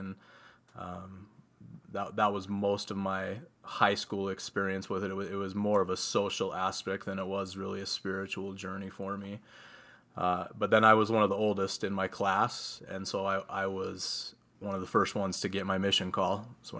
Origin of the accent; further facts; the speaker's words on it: Utah, United States; … and I both, we were born and raised LDS, grew up in the LDS church. We were raised here in Utah.